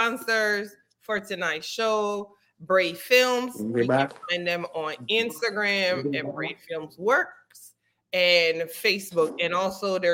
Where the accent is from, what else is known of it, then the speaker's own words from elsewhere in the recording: U.S. Virgin Islands; I'm from St. Croix